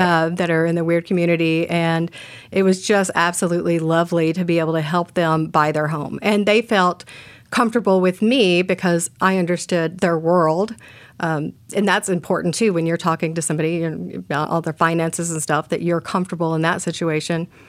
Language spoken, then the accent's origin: English; Texas, United States; moved away as an adult; now in Portland, United States; growing up in Texas